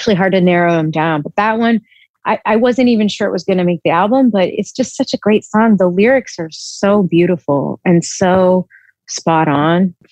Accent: Texas, United States; I'm from Texas. I grew up in Texas

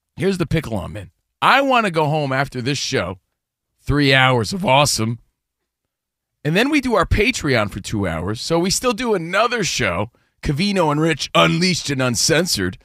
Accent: United States; now in Los Angeles, United States; we're from New Jersey and New York. We're from the East Coast, but we live out here in L

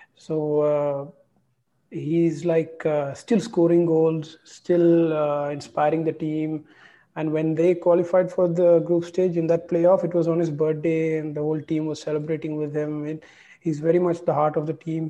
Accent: India; as an Indian

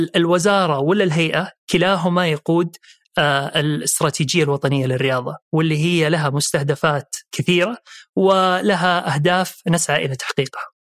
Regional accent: Jeddah, Makkah Province, Saudi Arabia; also born or lived in Riyadh / Eastern Province / London / Dubai; مولود في الرياض وأول انتقال في حياتي كان لجدة وهناك تربيت

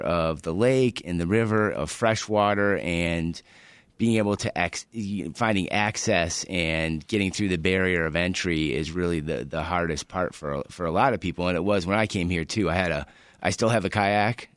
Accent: Michigan, United States; now in Chicago, United States; I grew up in Michigan, very close to the water

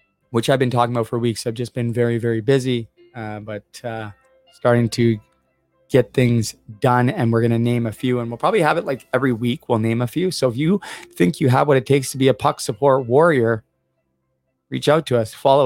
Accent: Vancouver, British Columbia, Canada; now in South Dundas, Canada; growing up in Vancouver

